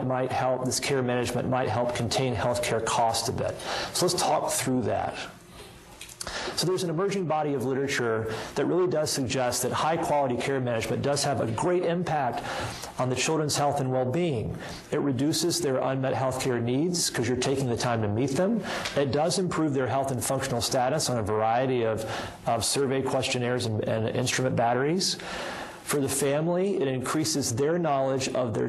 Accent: Alabama, United States; now in Boston, United States; I have a history of growing up in Alabama

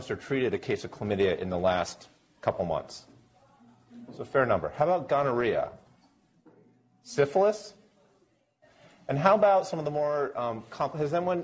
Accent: New Hampshire, United States; moved away as an adult; now in Providence, United States; So I'm currently down at Brown University in Providence, but I grew up here in New Hampshire

